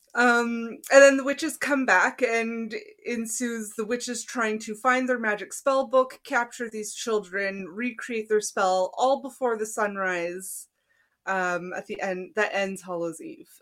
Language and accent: English; East Coast, Canada; we're from the East Coast